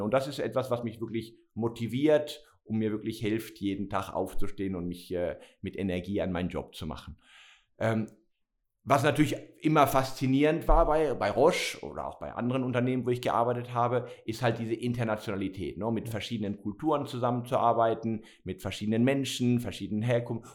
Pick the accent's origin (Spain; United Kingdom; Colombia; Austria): Spain; Barcelona, Catalonia; moved away as an adult; also born or lived in Germany / Basel, Switzerland / Madrid / San Francisco; now in Wolhusen, Switzerland; ich bin ja geboren und aufgewachsen in Barcelona.